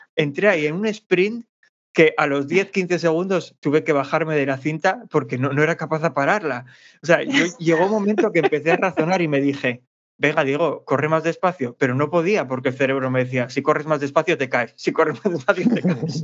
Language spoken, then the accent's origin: Spanish; Asturias, Spain; accent: Asturian; nuestro acento asturiano